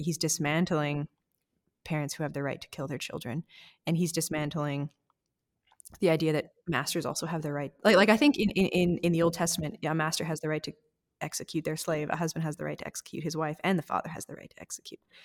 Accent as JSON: {"language": "English", "country": "Canada", "said": "as a white Canadian"}